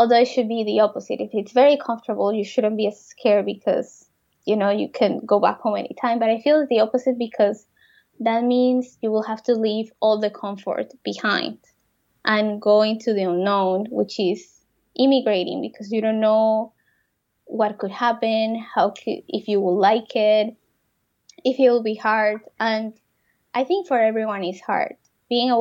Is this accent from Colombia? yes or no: yes; Colombia; moved away as an adult; now in Canada; I'm from Colombia, he's from France, and we live in Canada